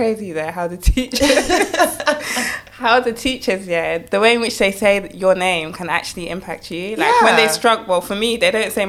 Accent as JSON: {"language": "English", "country": "United Kingdom", "accent": "British", "said": "my normal British accent"}